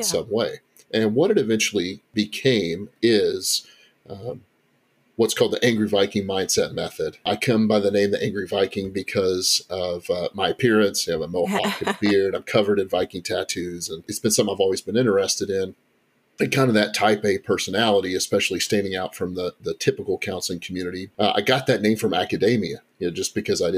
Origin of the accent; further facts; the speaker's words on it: Texas, United States; moved away as an adult; also born or lived in Kentucky; now in Central Kentucky, United States; I was born and raised in Texas, but came here back in 2002 with some family